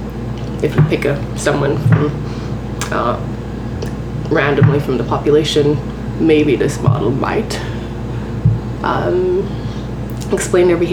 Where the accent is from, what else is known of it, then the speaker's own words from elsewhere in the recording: Grenada; moved away as an adult; now in Schenectady, United States; where I grew up in Grenada, which is a tiny island, 100,000 people